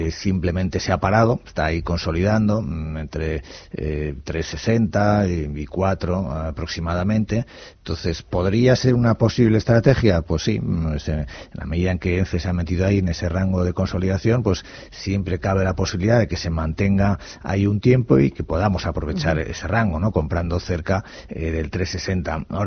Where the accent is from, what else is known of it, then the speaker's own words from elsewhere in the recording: Basque Country, Spain; de Guipúzcoa.